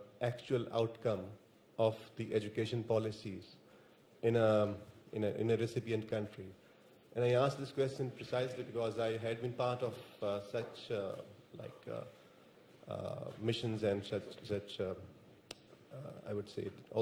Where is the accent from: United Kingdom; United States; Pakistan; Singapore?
Pakistan; moved away; I'm from Pakistan